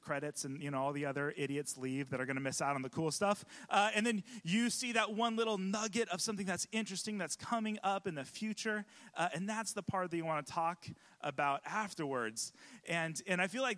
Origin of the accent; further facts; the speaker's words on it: California, United States; now in Pacific Northwest, United States; I'm from California